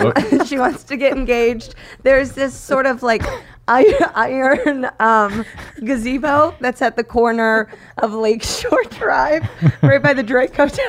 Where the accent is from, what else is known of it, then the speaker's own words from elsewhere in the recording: Philippines; Maybe this is what my parents have been hiding. I'm Filipino.